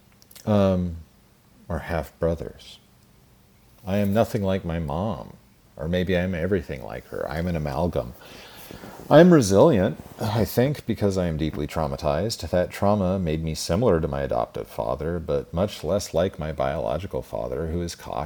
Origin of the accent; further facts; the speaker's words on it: Twin Falls, Idaho, United States; I was born in Twin Falls, Idaho at the Magic Valley Regional Medical Center on April 15th, 1974